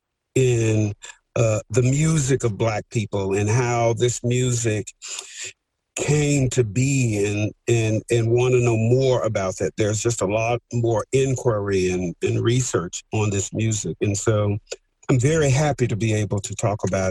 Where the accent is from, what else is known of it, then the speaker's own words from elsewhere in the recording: Montgomery, Alabama, United States; I grew up in Montgomery, Alabama during the Civil Rights Movement